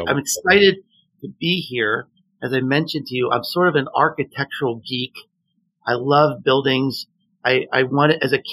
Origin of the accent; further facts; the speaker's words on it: Pittsburgh, Pennsylvania, United States; now in Tennessee, United States; I live in Tennessee now, but I grew up in Pittsburgh